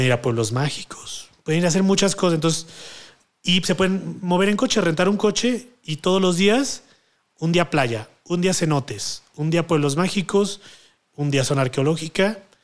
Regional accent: Veracruz, Mexico; moved away as an adult; now in Mexico City, Mexico; ya llevo casi 10 años viviendo aquí, porque yo soy de Veracruz

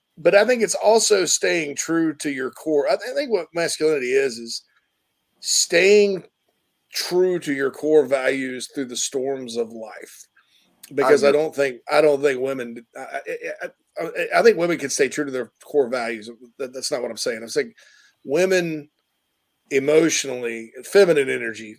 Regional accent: Spartanburg, South Carolina, United States; The Berg, my hometown

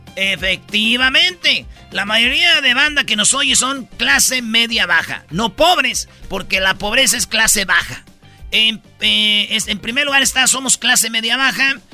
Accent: Jiquilpan, Michoacán, Mexico; que sí soy de Michoacán y que soy de Jiquilpan

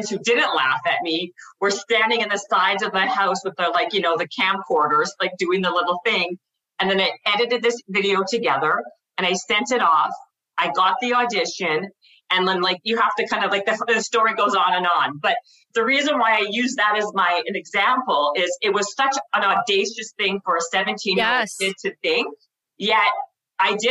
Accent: Winnipeg, Manitoba, Canada; I'm from Winnipeg, Manitoba.

